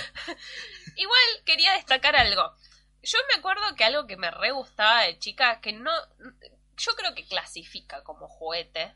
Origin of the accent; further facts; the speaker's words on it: Mar del Plata, Buenos Aires Province, Argentina; Cuando yo me mudé a Mar del Plata y todos los pibes del barrio nos juntábamos a jugar